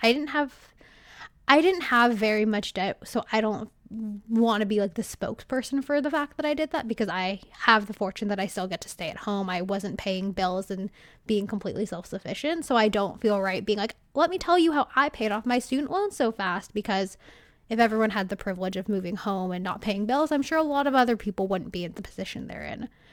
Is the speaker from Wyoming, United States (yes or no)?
no; California, United States; I'm from California